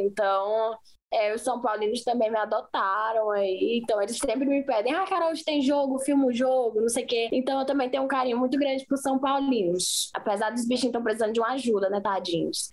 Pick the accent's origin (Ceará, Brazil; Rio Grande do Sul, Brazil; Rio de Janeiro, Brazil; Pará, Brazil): Ceará, Brazil; Fortaleza; also born or lived in Recife / São Paulo; now in Madrid, Spain; Eu sou de Fortaleza, né? Eu nasci lá em Fortaleza, morei, morava na Maraponga